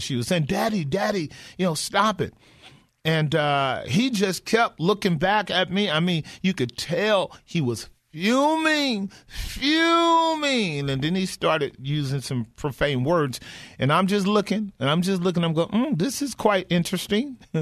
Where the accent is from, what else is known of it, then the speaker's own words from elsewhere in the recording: United States; as American Christians